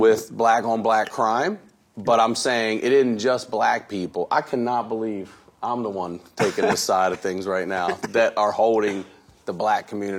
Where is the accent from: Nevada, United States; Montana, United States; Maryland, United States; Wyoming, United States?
Maryland, United States; Baltimore; I'm from Baltimore.